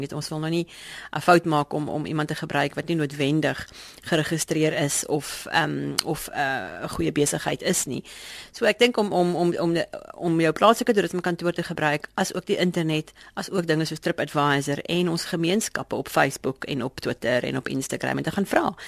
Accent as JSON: {"language": "Afrikaans", "country": "South Africa", "said": "ons ons trots as Suid-Afrikaners"}